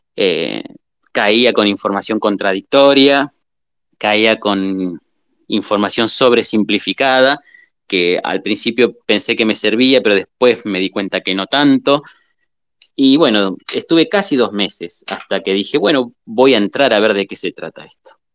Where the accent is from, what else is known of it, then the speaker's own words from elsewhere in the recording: southern Buenos Aires, Argentina; moved away as an adult; now in Entre Ríos, Argentina; nací en el sur de Buenos Aires y ahora hace varios años, 15, 16, no me acuerdo cuánto, que estoy viviendo en Entre Ríos